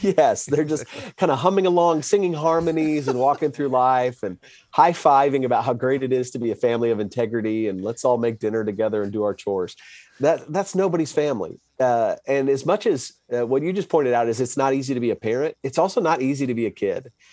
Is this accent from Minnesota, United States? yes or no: no; Wisconsin, United States; now in Dallas, United States; I grew up in Wisconsin